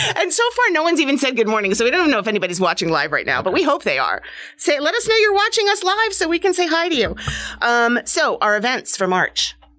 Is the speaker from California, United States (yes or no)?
no; New Hampshire, United States; now in New Jersey, United States; I grew up in New Hampshire